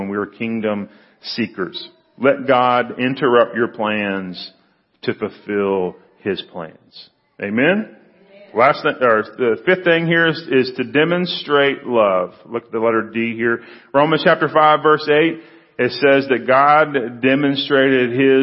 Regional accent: Freeport, Texas, United States; I grew up down in Freeport, went to Brazosport High School, went to Brazosport Junior College for a couple of years

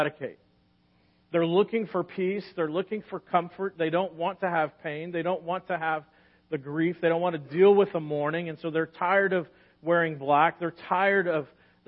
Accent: United States; especially as American Christians

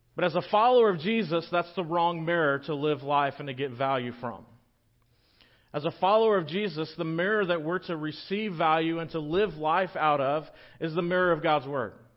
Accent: Victoria, Texas, United States; also born or lived in Littleton; now in La Grange, United States; I grew up in Victoria, not too far from here

